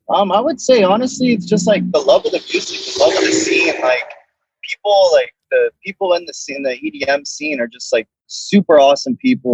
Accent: Boca Raton, Florida, United States; I'm from Boca Raton, born and raised in Florida.

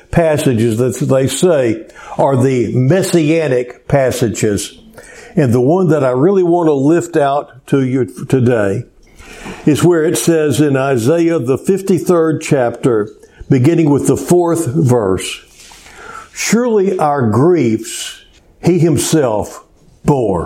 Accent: Cleveland, Texas, United States; also born or lived in Houston, Texas; my hometown in Cleveland, just 45 miles

